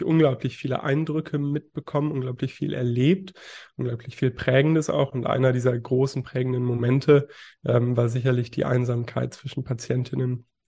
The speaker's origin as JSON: {"language": "German", "region": "Berlin", "country": "Germany", "tie": "born there", "also_born_or_lived": "Bonn", "moved": "yes", "lives_now": "Hamburg, Germany", "said": "Ich bin 21 Jahre jung, gebürtiger Berliner. Ähm, bin dann irgendwann nach Bonn gezogen und habe da dann meine Schullaufbahn beendet und wohne jetzt mittlerweile im schönen Hamburg"}